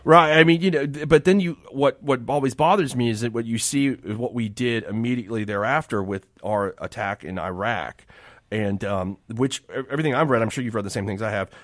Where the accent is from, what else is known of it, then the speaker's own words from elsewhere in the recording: Miami, Florida, United States; I grew up in Miami